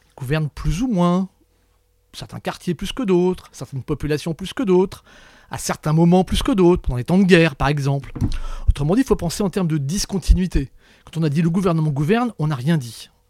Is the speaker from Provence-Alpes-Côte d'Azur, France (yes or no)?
no; Brittany, France; Je suis breton